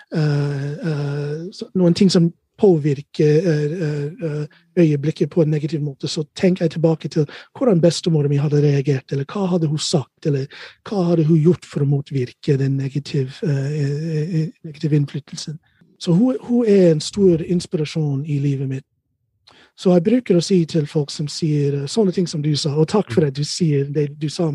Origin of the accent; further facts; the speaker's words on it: Ohio, United States; Norwegian is a second language; moved away as an adult; also born or lived in Chicago, United States / Hurum, Norway; now in Norway; Født og oppvokst i Ohio